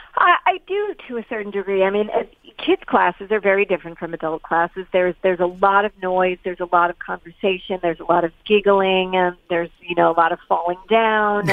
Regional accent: New York City, New York, United States; also born or lived in East Hampton, New York; I grew up in in New York City, so that was very much buildings and pavement and all of that. But uh, subsequently, I moved to East Hampton, Long Island

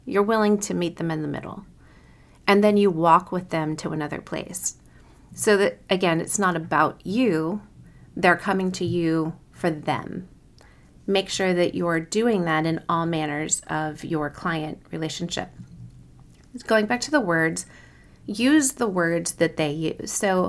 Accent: Kansas City, Missouri, United States; I was from Kansas City and had basically no accent in contrast to other parts of other regions of the country.

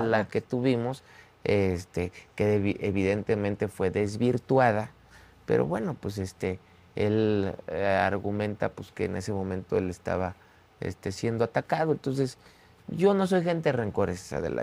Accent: Mexico; todos somos mexicanos

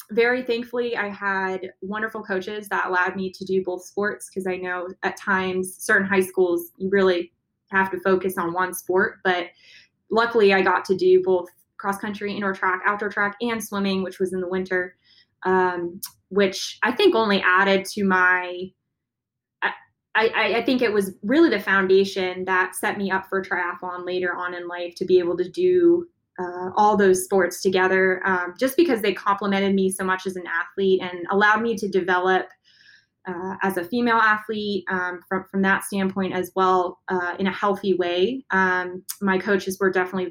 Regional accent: San Diego, California, United States; my dad was a U.S. Navy captain. So I grew up near the water. I was born in San Diego

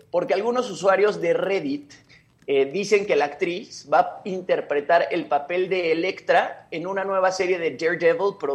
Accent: Mexico; A ver, como mexicanos ya tenemos a Salma Hayek, ¿no?

